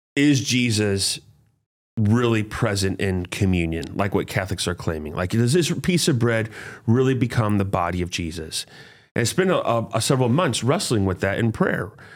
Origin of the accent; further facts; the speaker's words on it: St. Louis, Missouri, United States; I grew up here in Saint Louis, Hazelwood Central High School